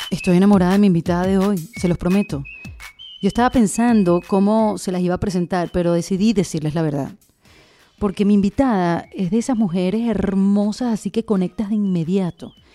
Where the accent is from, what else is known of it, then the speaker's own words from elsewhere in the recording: Venezuela; somos venezolanas